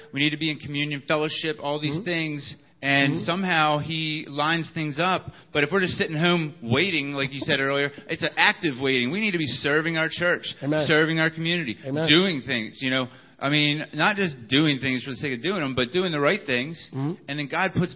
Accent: Baltimore, Maryland, United States; moved away as an adult; also born or lived in Alabama; I'm from Baltimore, Maryland

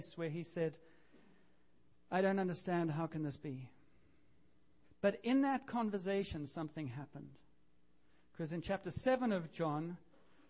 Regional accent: Canada; we're Canadian, I am, but I'm still a half-breed

